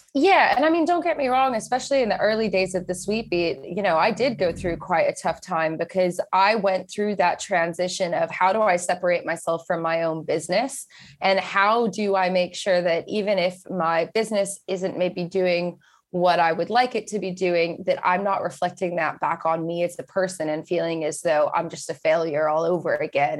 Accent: Texas, United States; moved away as an adult; also born or lived in Scotland; now in United Kingdom; I grew up in Texas, and I moved over to the U K when I just turned eighteen

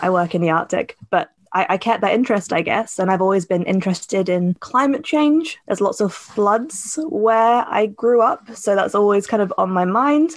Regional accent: Cambridgeshire, East of England, United Kingdom; moved away as an adult; now in Edinburgh, United Kingdom; I grew up in Cambridgeshire

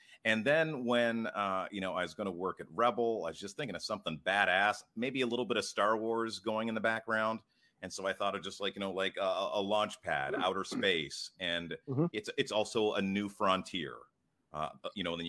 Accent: Ottawa, Ontario, Canada; Born and raised in Ottawa. Been here my whole life.

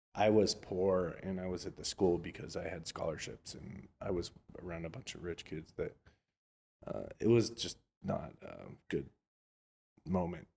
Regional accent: Orlando, Florida, United States; now in Los Angeles, United States; I'm from Orlando, Florida, technically

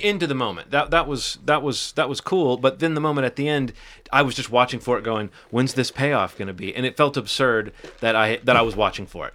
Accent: Alabama, United States; my home state of Alabama

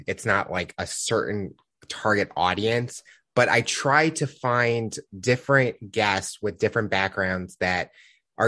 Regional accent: Midwest, United States; I'm from the Midwest

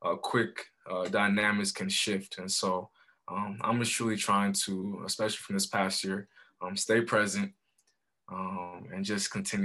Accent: Colorado Springs, Colorado, United States; also born or lived in Monrovia, Liberia / Chicago suburbs, Illinois; my family and I were blessed to move to Colorado Springs when I was 7. Here, my dad got a new job, and so we relocated to Colorado Springs

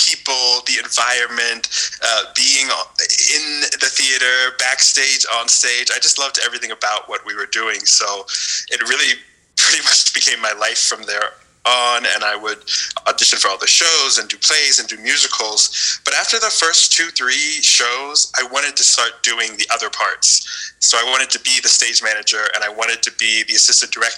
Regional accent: Northern Virginia, United States; moved away as an adult; now in Mexico City, Mexico; I grew up in Northern Virginia in not a very theatrical place

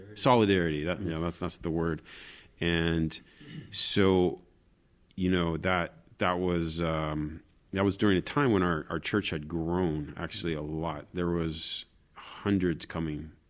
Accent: Florida, United States; moved away as an adult; also born or lived in Jerusalem; now in Israel; I'm originally from Florida

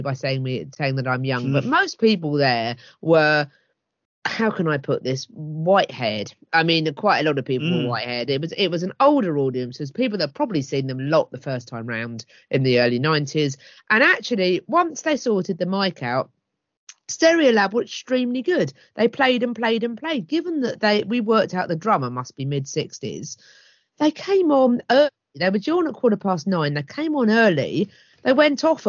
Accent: Hastings, South East England, United Kingdom; my hometown of Hastings

